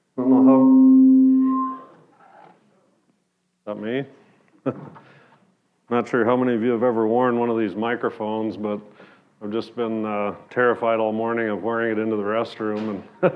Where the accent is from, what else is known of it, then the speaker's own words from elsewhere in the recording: Sioux Falls, South Dakota, United States; I grew up in Sioux Falls, South Dakota. I lived there in the same house all through high school